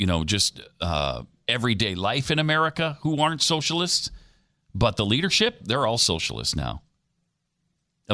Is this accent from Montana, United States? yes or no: yes; Montana, United States; moved away; he comes from my home state